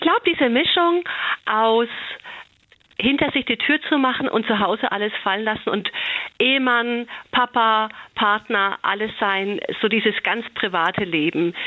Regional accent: Franconia, Bavaria, Germany; Ich bin ja aus Franken und ich glaube, wir Franken

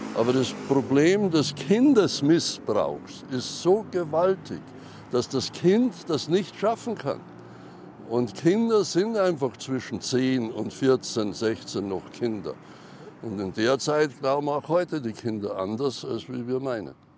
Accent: Austria

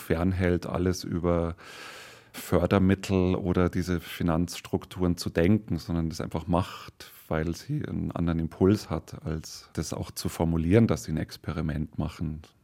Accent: Munich, Bavaria, Germany; als Münchner

